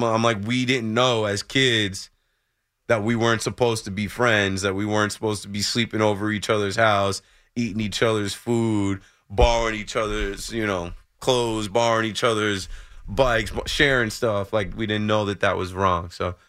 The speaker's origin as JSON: {"language": "English", "country": "United States", "said": "Just acknowledge that Black people are a part of all of this great country, man. I'm an American just like you."}